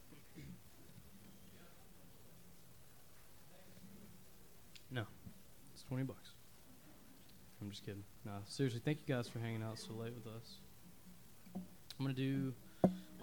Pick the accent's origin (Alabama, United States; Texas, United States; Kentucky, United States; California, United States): Alabama, United States; Woodstock; I grew up in Woodstock, Alabama, a.k.a. Shittown, Alabama